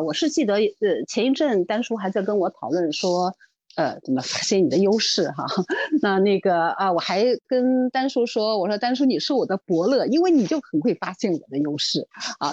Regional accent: Shanghai, China; 因为我是上海人

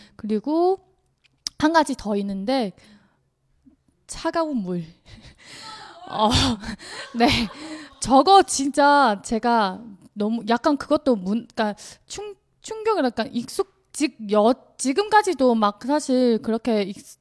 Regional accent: southern China, China; Korean is a second language; moved away as an adult; now in South Korea; 저는 이제 남쪽 사람이다 보니까 밥도 먹지만 죽도 먹어요.

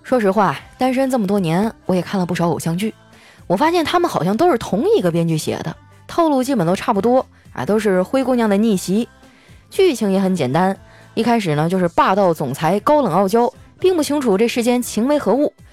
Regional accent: Qitaihe, Heilongjiang, China; moved away; 我老家七台河

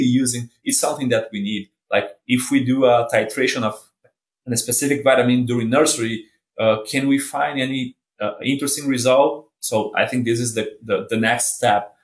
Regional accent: Brazil; moved away as an adult; now in Kansas, United States; I'm from Brazil. Uh, did my vet degree in Brazil, worked for four years in BRF, Brazil Foods, uh, in Brazil, and then did my master's and my PhD in Brazil as well.

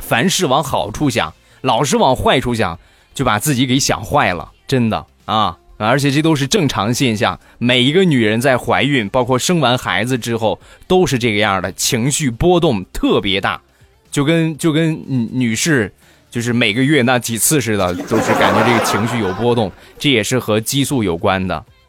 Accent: Rizhao, Shandong, China; 我们家乡的特产日照绿茶

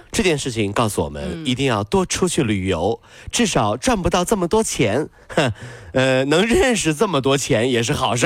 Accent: Hangzhou, Zhejiang, China; 咱们杭州人已经学，学，学得很，套，套路都知道了

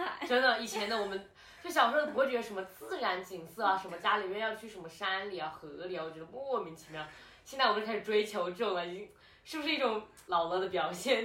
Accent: Changsha, Hunan, China; moved away as an adult; now in Shanghai, China; 对长沙的喜欢，那就是因为我在那里成，成长

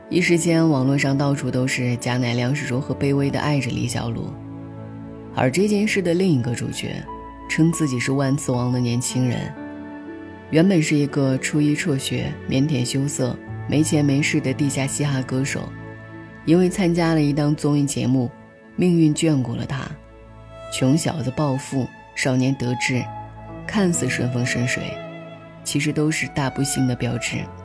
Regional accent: China; 我们国家

